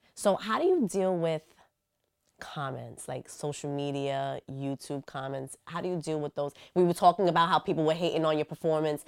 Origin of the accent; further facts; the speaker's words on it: New York City, New York, United States; I'm from the Bronx